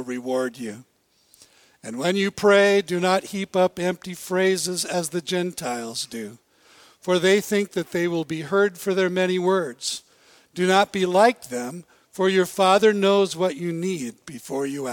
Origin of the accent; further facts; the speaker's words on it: Bellingham, Washington, United States; I grew up in Bellingham